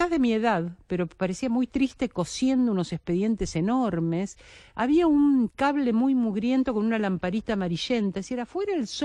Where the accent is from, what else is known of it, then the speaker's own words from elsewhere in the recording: Buenos Aires, Argentina; also born or lived in General Rodríguez; pues yo puedo decir, soy porteña, pero mi raíz está en ese